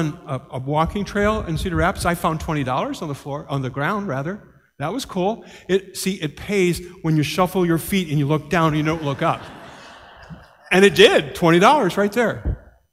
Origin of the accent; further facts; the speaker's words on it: Ireland; as an Irishman